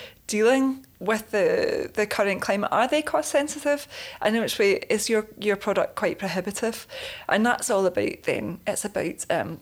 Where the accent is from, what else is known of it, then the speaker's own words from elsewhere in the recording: Leeds, Yorkshire and the Humber, United Kingdom; I'm from the Leeds area